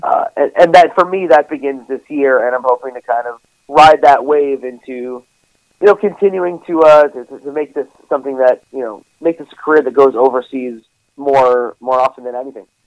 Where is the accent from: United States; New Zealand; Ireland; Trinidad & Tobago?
United States; New York; I'm from New York